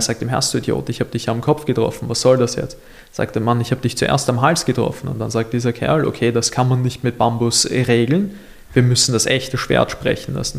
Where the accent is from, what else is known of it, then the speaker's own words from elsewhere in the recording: Mauerbach, Lower Austria, Austria; ich komme ja aus Mauerbach